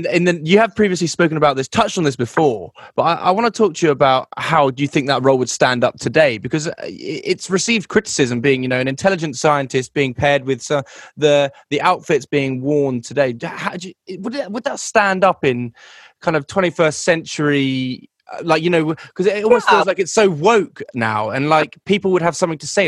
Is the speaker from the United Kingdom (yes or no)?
yes; United Kingdom; Now, being British myself